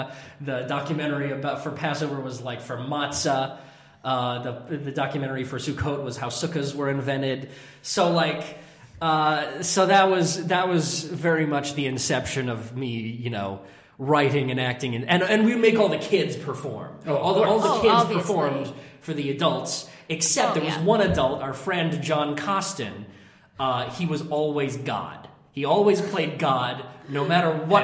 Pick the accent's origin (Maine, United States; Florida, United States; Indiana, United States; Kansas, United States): Maine, United States; Kennebunk; also born or lived in Bar Harbor, Maine; I grew up in Kennebunk, Maine. I was born in, like, Bar Harbor, but I don't remember it at all